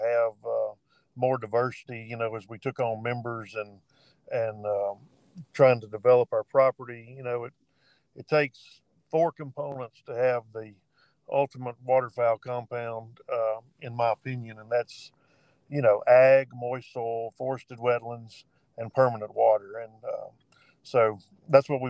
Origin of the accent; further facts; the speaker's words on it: Northwest Louisiana, United States; also born or lived in Magnolia, Arkansas; I was born in Arkansas, Southwest Arkansas, Magnolia. Lived most of my life in Northwest Louisiana, where I currently reside